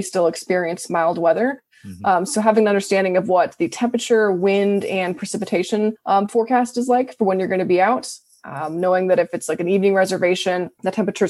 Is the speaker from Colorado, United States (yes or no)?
yes; Colorado, United States; moved away; I come from Colorado